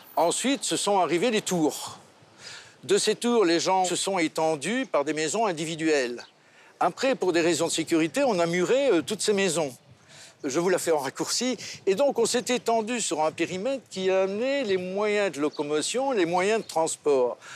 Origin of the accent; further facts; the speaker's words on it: Belgium; now in Monaco; Je suis belge aussi